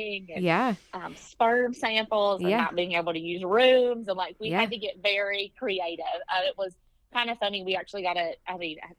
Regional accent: Kentucky, United States; accent: southern drawl; now in Lexington, United States; I'm from Kentucky, so very strong southern drawl

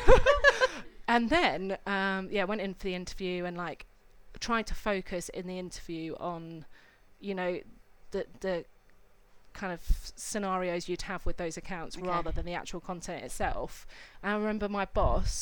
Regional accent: Cambridge, East of England, United Kingdom; moved away as an adult; I grew up in Cambridge

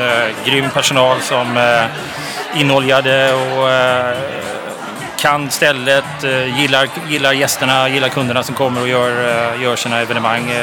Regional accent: Gothenburg, Västra Götaland, Sweden; now in Stockholm, Sweden; Jag är ju från Göteborg.

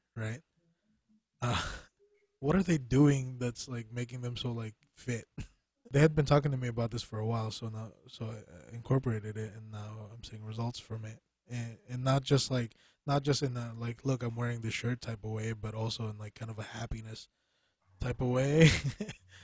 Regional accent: Philippines; as a Filipino person

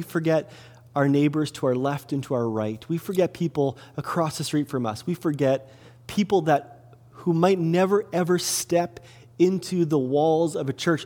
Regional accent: Kelowna, British Columbia, Canada; also born or lived in Salmon Arm; I grew up in Kelowna. I grew up on 816 Leon Avenue, downtown Kelowna

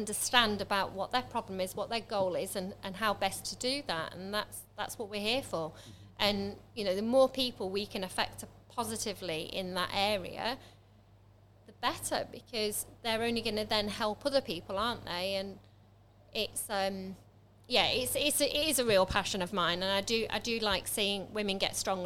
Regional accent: Manchester, North West England, United Kingdom; also born or lived in Lincoln; now in Stamford, United Kingdom; I'm originally from Manchester, but I haven't moved from Manchester. I was in Lincoln for quite

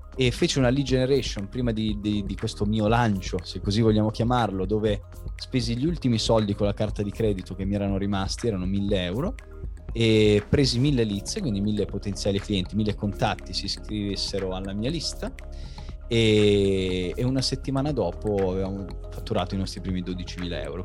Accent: Milan, Lombardy, Italy; moved away as an adult; also born or lived in Varese; now in Rome, Italy; i miei genitori sono di Milano, io sono andato via di casa praticamente quando avevo 18 anni per il nuoto

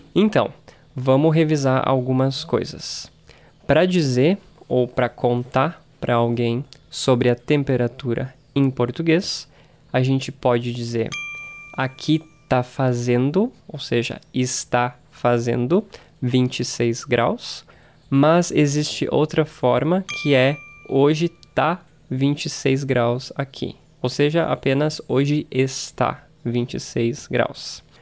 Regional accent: Brazil; eu sou brasileiro e porque eu moro no Brasil. Eu morei no Brasil a vida inteira

